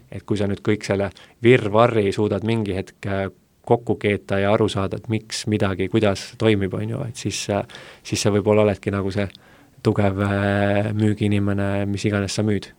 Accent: Essu, Lääne-Viru County, Estonia; mina olen lihtne poiss Lääne-Virumaalt Essust

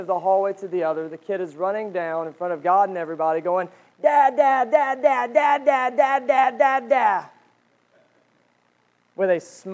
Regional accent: United States; we as Americans

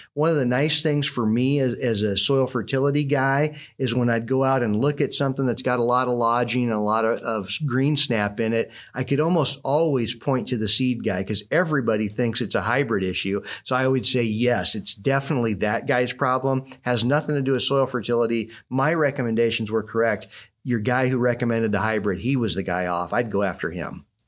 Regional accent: Southwest Iowa, United States; growing up in Southwest Iowa, um, I was the older of, of two boys

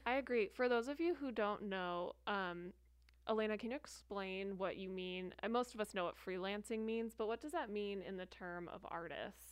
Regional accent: New Jersey, United States; now in Arizona, United States; I was born and raised in New Jersey.

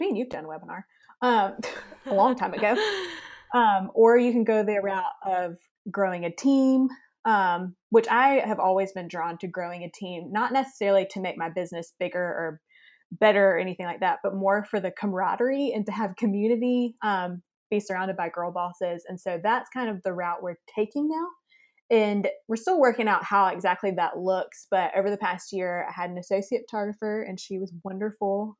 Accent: Lexington, South Carolina, United States; now in Greenville, United States; I live in Greenville, South Carolina. I'm from Lexington, South Carolina.

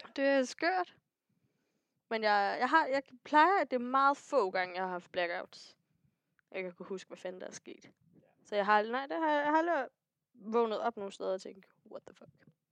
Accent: Næstved, Zealand, Denmark; Næstved, ja. hvor jeg kommer fra

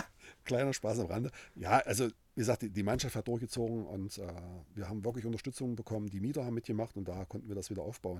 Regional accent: Halle, Saxony-Anhalt, Germany; Ich bin in Halle geboren, ja, original

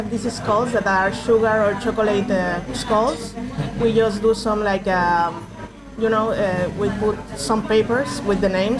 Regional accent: Mexico City, Mexico; I'm from Mexico City. It's the biggest city of Mexico. So basically, it's a monster city.

